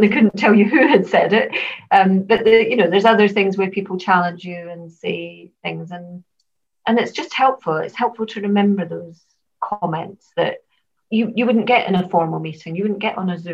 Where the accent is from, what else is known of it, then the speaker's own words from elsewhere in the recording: Glasgow, Scotland, United Kingdom; Glasgow's my hometown